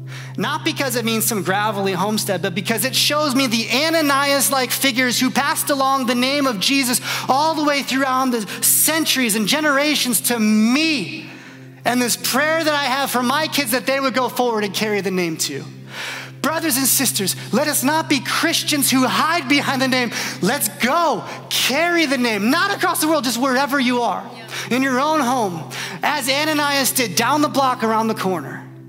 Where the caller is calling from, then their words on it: Indiana, United States; And I'm watching from Northwest Indiana, just cheering you on, saying, I love you.